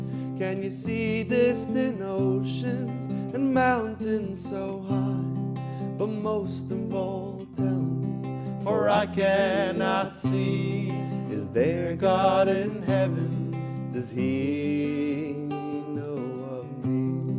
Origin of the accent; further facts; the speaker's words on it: New York City, New York, United States; We grew up together in New York City.